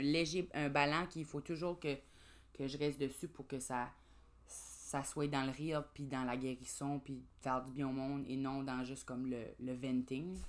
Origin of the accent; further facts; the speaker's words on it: Grand Falls, New Brunswick, Canada; je viens de Grand Sceau, euh, au Nouveau-Brunswick, évidemment, là, ou Grand Falls